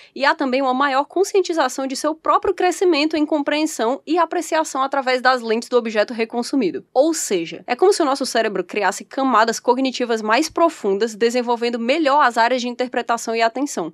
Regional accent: Brazil; a gente é brasileiro

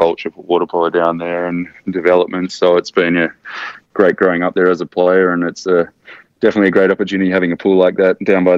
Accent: Australia; being Australian

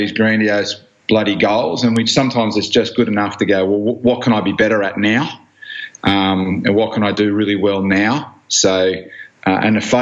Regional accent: Blacktown, New South Wales, Australia; I grew up in Blacktown in western suburbs of Sydney

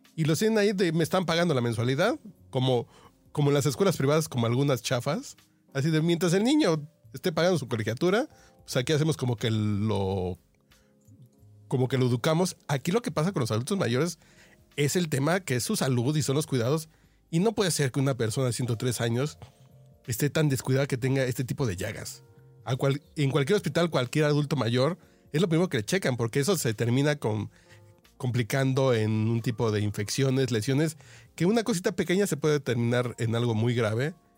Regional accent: Mexico; yo como mexicano

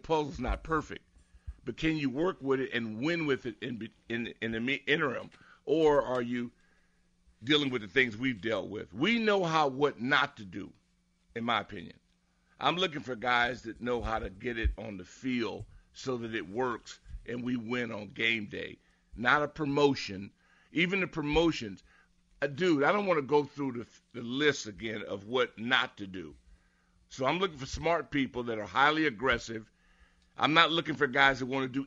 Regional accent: Southern California, United States; I'm from Southern Cal

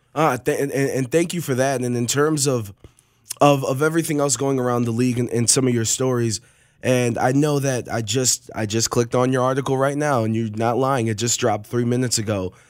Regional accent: Cleveland, Ohio, United States; I'm from Cleveland

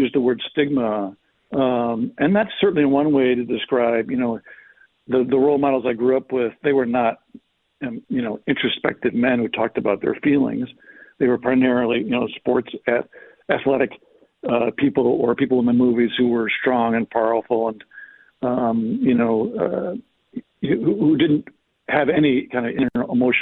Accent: Chicago, Illinois, United States; I grew up in Chicago

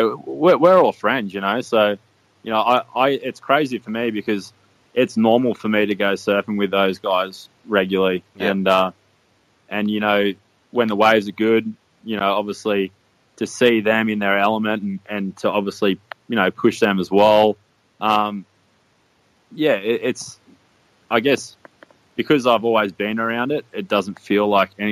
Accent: Gold Coast, Queensland, Australia; I grew up around Palm Beach, so pretty central Gold Coast

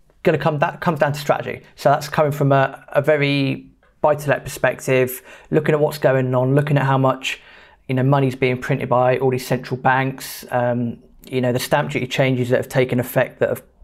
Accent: United Kingdom; being British

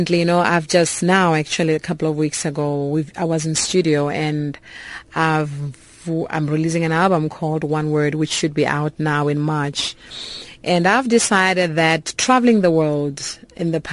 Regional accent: Polokwane, Limpopo, South Africa; moved away; also born or lived in Cape Town; my hometown where I come from in Polokwane

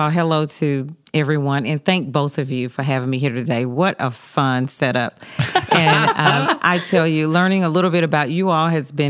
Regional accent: Atlanta, Georgia, United States; So growing up in Atlanta has just been really awesome. I grew up in Southwest Atlanta. My parents are native Atlantans as well.

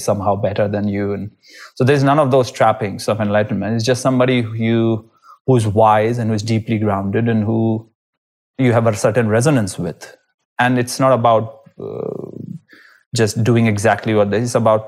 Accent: Rishikesh, Uttarakhand, India; It was the right time to be a child and to be growing up in Rishikesh

